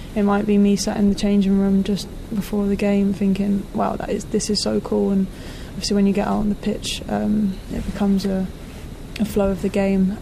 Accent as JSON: {"language": "English", "region": "London", "country": "United Kingdom", "tie": "born or raised there", "said": "back in my hometown, back in London"}